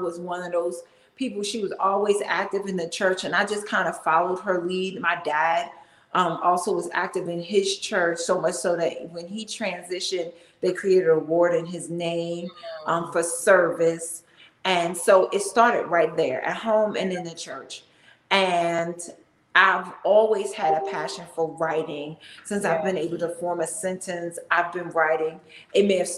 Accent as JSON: {"language": "English", "region": "North New Jersey", "country": "United States", "also_born_or_lived": "Washington DC metro area (DMV) / Greensboro, North Carolina", "moved": "as an adult", "lives_now": "Atlanta, United States", "said": "I hail from North New Jersey, and I spent half my life there"}